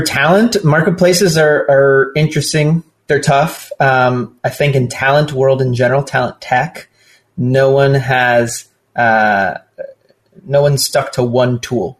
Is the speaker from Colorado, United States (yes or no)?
no; Southern California, United States; I'm born and raised in Southern California